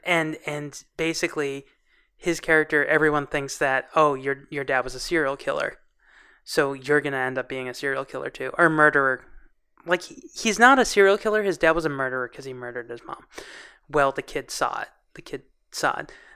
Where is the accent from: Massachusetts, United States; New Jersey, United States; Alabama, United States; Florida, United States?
Massachusetts, United States; Boston; we grew up in Boston